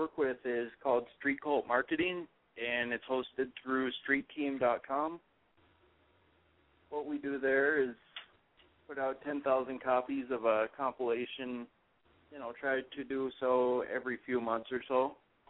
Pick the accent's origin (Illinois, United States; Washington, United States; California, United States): California, United States; Sacramento; moved away; Funny thing is, I come from California, too.